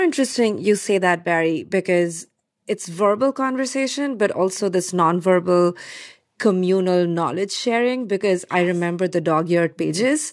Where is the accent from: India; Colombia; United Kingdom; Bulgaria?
India; moved away; I was growing up in India